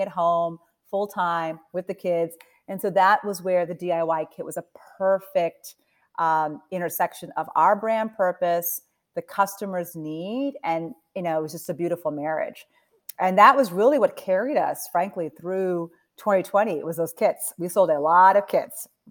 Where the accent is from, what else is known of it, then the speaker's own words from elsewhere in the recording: Delaware, United States; also born or lived in New Jersey; I was born in New Jersey. I grew up in Delaware